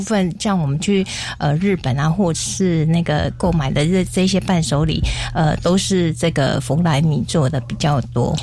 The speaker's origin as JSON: {"language": "Chinese", "region": "Keelung", "country": "Taiwan", "said": "在我们基隆那边"}